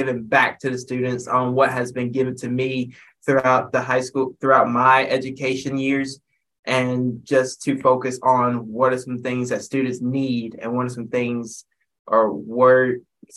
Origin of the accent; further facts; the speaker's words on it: Asheville, North Carolina, United States; I am from Asheville, North Carolina